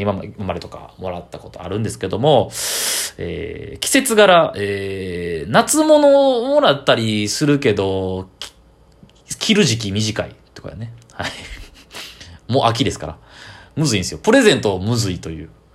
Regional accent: Kyoto, Japan; 中学の地元の京都の、えー、友達

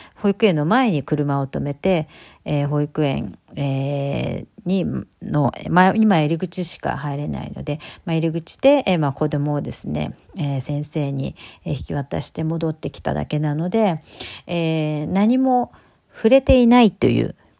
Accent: Japan; now in United Kingdom

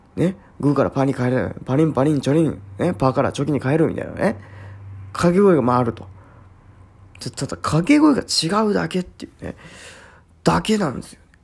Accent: Shimane, Japan; 私の地域でね、まあ、島根県

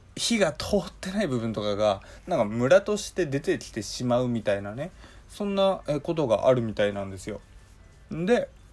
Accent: Hokkaido, Japan; 僕北海道育ち

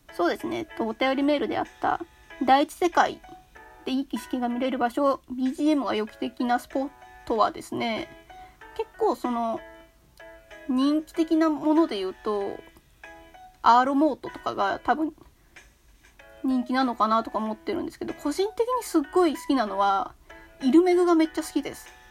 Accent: Kanto, Japan; 私はまあ関東住みというか関東生まれ関東育ち

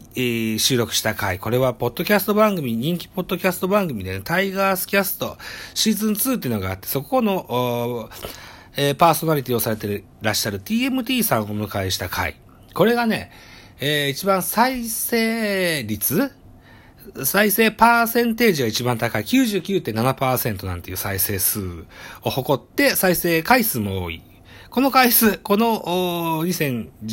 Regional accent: Shimane, Japan; 出身地、私は島根県に、えー、生まれの島根県育ちでございます

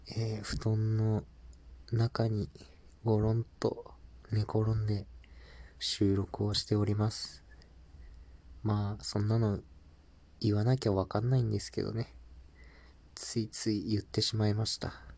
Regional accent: Japan; also born or lived in Mexico; 日本人としてスペイン語を学ぶ立場でよかった

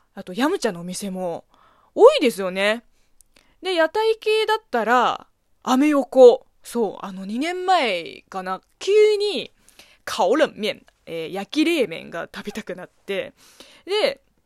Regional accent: China; Japanese is a second language; now in Japan; 中国生まれ中国育ちの私

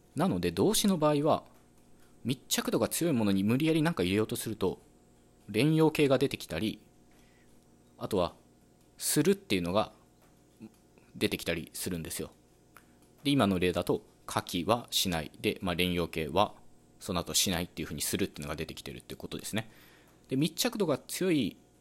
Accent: western Japan, Japan; accent: Western Japanese dialect; 僕自身は西日本の方言話者なので

